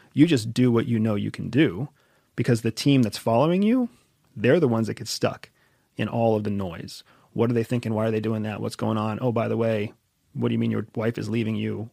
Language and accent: English; United States; I'm an American